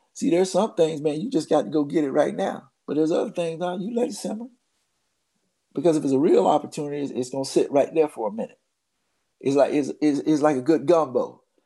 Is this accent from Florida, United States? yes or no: yes; Baldwin, Florida, United States; on Del Monte Street, where I grew up in Baldwin, Florida